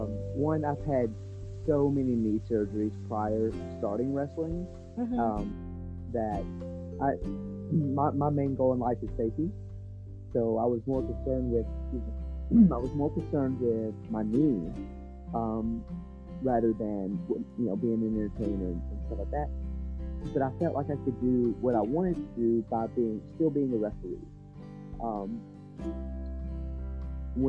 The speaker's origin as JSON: {"language": "English", "region": "Alabama", "country": "United States", "said": "being from Alabama as well."}